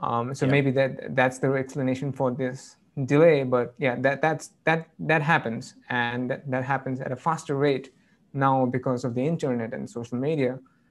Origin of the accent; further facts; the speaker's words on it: United Kingdom; And I'm not quite sure, but I'm British.